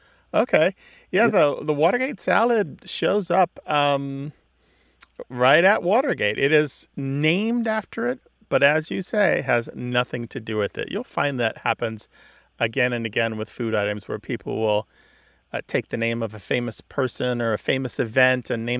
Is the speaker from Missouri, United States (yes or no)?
yes; Missouri, United States; Well, growing up in Missouri